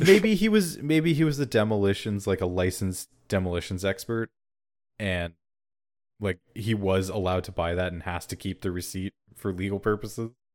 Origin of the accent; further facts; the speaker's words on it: Canada; I'm fucking Canadian there, eh?